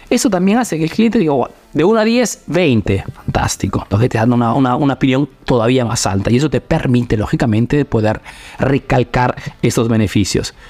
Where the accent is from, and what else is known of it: Peru; now in Italy